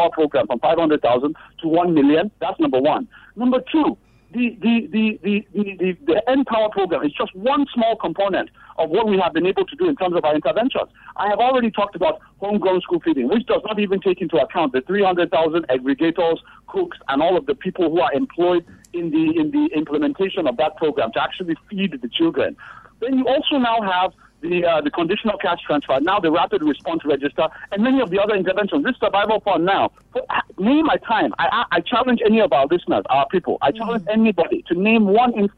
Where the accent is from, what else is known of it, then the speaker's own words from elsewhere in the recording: Nigeria; as a Nigerian man